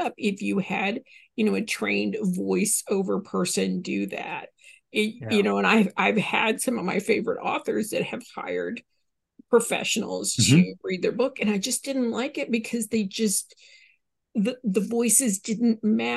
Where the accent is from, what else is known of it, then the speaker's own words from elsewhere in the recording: Southern, United States; accent: Southern; my Southern accent